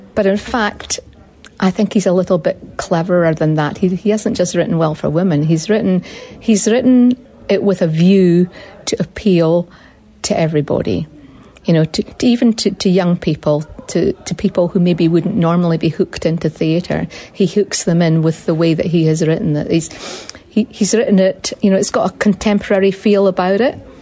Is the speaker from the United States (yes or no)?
no; Scotland, United Kingdom; now in New Zealand; I'm a Scottish woman